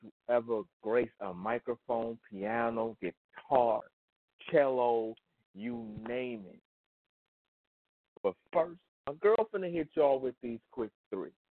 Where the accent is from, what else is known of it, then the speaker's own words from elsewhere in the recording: Michigan, United States; my home state of great old Michigan